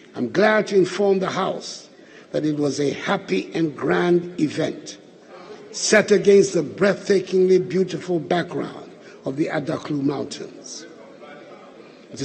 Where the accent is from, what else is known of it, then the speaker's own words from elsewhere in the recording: Ghana; identifies each of us as proudly Ghanaian